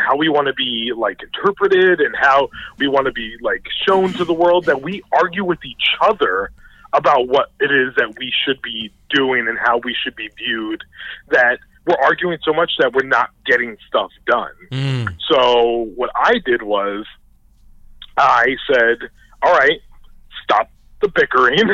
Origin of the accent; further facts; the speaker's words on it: New York City, New York, United States; moved away; also born or lived in New Jersey; I grew up in the Bronx in a predominantly black neighborhood